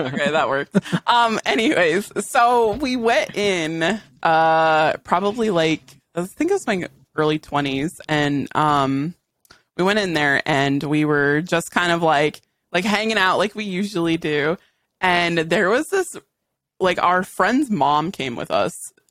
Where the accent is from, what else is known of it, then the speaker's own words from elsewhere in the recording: Western Massachusetts, United States; I'm from Western Mass